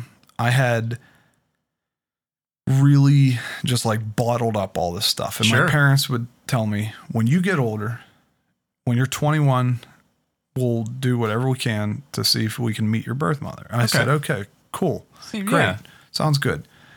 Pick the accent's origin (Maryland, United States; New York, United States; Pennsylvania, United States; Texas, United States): Pennsylvania, United States; Pittsburgh; I was originally from Pittsburgh. Yeah. I was born in Presby Hospital, and the adoption was from Allegheny County.